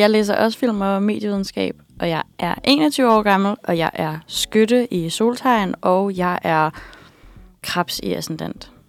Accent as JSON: {"language": "Danish", "town": "Copenhagen", "region": "Capital Region of Denmark", "country": "Denmark", "tie": "born there", "said": "jeg er født i København på Rigshospitalet"}